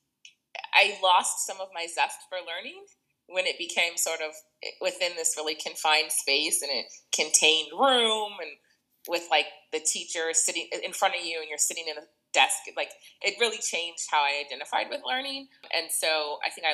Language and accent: English; Boston, Massachusetts, United States; moved away as an adult; now in New York, United States; I'm originally from Boston, but I've been in New York area since 2001